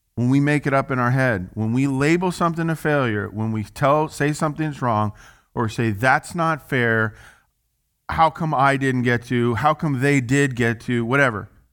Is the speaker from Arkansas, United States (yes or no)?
yes; Little Rock, Arkansas, United States; as we would say in the South, 'cause I'm from Little Rock, Arkansas